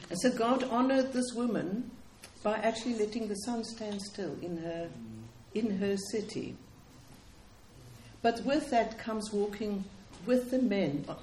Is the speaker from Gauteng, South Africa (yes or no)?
no; Cape Town, Western Cape, South Africa; But um, I come from Cape Town, in which I worked in what we call our townships